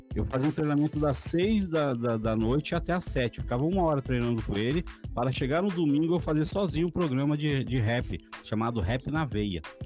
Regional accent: São Paulo, Brazil; also born or lived in Itaquera; Eu cheguei, cheguei aqui com 5 anos de idade faz 40 anos que eu estou em São Mateus e valorizo muito esse lugar aqui

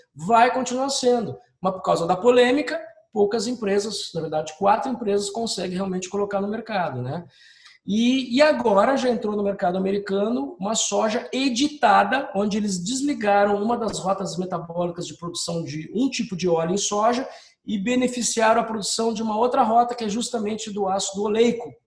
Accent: Brazil; como brasileiro e funcionário de uma empresa pública

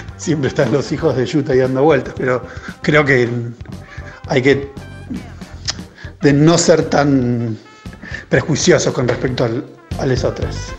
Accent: Chivilcoy, Buenos Aires Province, Argentina; soy de Chuilcoy

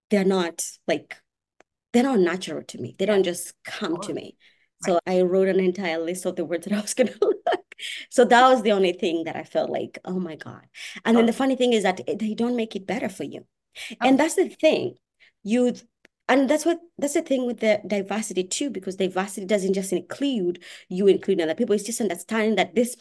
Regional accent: Kenya; English is a second language; now in United States; I'm not from Australia. I'm from Kenya.

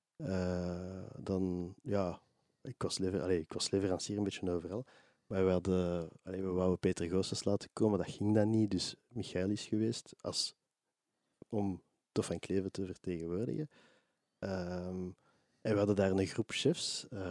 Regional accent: Mechelen, Flanders, Belgium; Ik ben van Mechelen oorspronkelijk

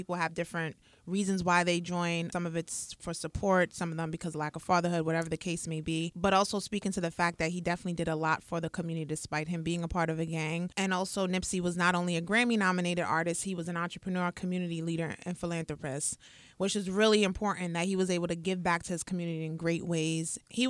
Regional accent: Crenshaw, California, United States; in California, grew up in the hard knock streets of Crenshaw. As you could imagine, life was not easy growing up in Crenshaw

